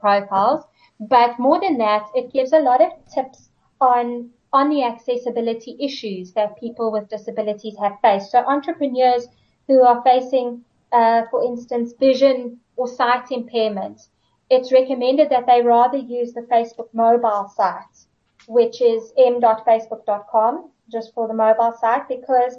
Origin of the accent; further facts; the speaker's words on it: George, Western Cape, South Africa; my hometown of George